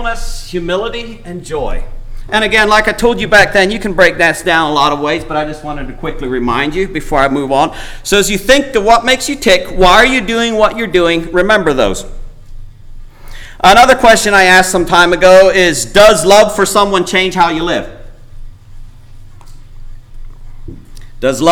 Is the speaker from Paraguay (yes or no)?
yes; Paraguay; moved away; growing up in Paraguay